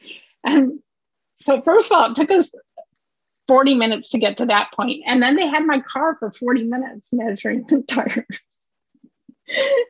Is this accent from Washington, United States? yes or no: no; Minnesota, United States; I'm from Minnesota